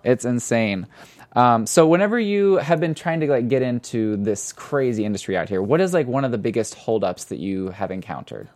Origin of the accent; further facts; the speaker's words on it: Missouri, United States; now in Los Angeles, United States; I'm from Missouri